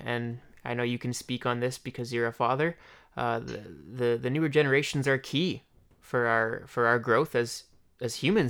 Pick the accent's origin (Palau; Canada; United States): Canada; Leduc, Alberta; also born or lived in Edmonton; I like to embrace where I come from, like Leduc, Alberta. I was born in Edmonton, but I've lived my whole life in Leduc.